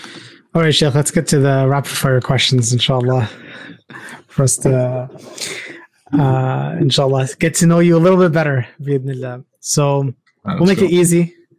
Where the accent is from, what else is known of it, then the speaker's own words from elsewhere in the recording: Canada; I'm Canadian